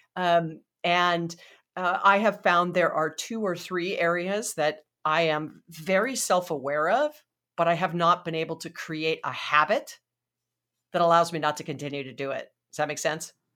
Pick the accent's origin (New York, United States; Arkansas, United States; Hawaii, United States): Hawaii, United States; moved away; I'm from Hawaii originally